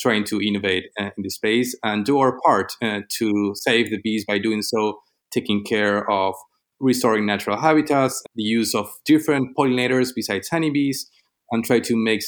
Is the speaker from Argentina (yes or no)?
yes; Argentina; moved away as an adult; now in Los Angeles, United States; I'm from Argentina. 3 years ago, I moved to the U.S.